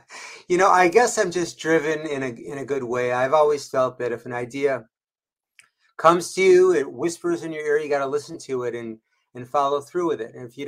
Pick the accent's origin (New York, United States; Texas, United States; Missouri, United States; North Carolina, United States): New York, United States; Rochester; But The 12 Best Secrets of Christmas is about my time growing up in Rochester, New York, in a beautiful Italian family, big Italian family.